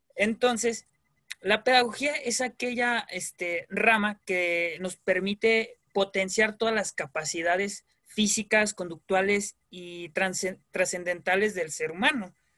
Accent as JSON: {"language": "Spanish", "town": "Guadalajara", "region": "Jalisco", "country": "Mexico", "said": "vengo de aquí de Guadalajara"}